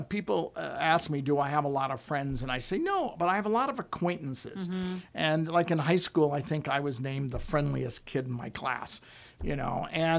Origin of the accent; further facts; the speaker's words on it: Coronado, California, United States; You know, growing up in Coronado, and it was basically a military town, so almost every single person in the school was the military.